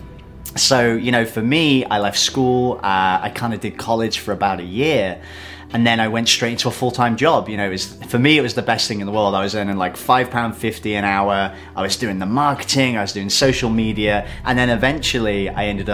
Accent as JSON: {"language": "English", "town": "Shrewsbury", "region": "West Midlands", "country": "United Kingdom", "said": "I'm from Shrewsbury, which is a small town in the UK."}